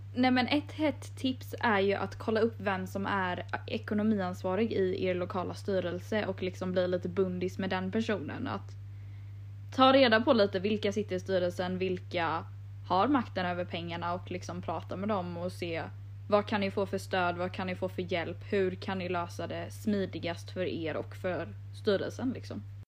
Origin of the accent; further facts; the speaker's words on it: Jönköping, Jönköping County, Sweden; jag är från Jönköping